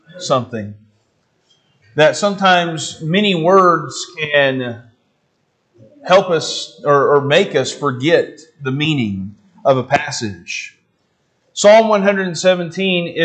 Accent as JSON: {"language": "English", "region": "Arkansas", "country": "United States", "said": "I'm from Arkansas"}